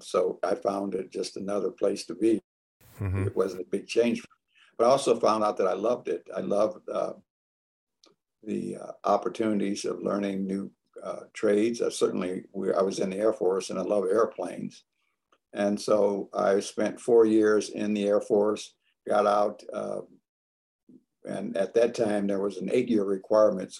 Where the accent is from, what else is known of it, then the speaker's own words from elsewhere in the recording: a little small town in Indiana, United States; also born or lived in Chicago, Illinois; now in Tacoma, Washington, United States; I grew up in a little small town in Indiana, shortly after my folks moved from Chicago, Illinois.